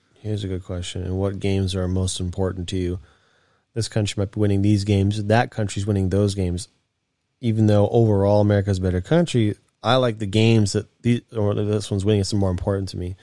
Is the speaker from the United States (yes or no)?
yes; United States; I'm American.